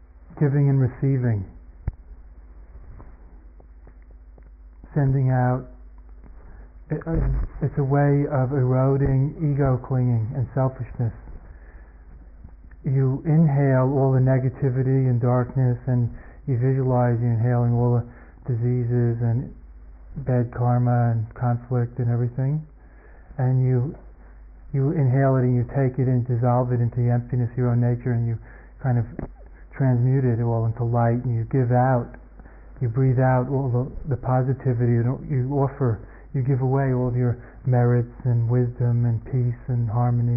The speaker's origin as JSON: {"language": "English", "country": "United States", "also_born_or_lived": "Asia / France", "moved": "yes", "said": "I'm an American and that's where I'd be, and everybody speaks my language"}